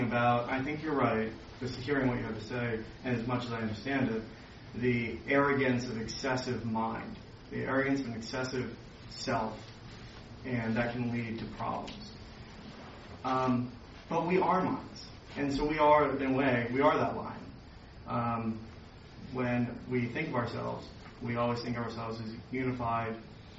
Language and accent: English; United States; I'm still American